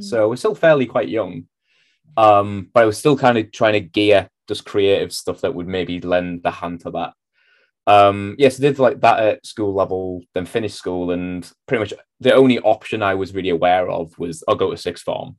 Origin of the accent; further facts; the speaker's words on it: North East England, United Kingdom; moved away as an adult; also born or lived in Manchester; I'd lived in the Northeast my entire life, pretty much